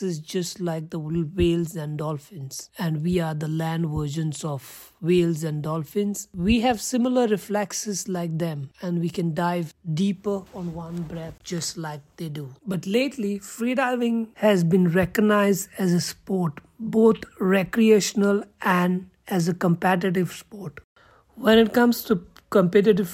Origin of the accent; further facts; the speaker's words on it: Goa, India; I'm from Goa